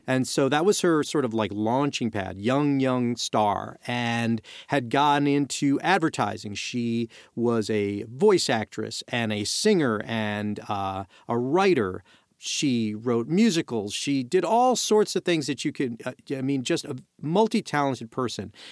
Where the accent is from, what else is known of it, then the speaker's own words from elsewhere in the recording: New York City, New York, United States; I'm, I'm from Brooklyn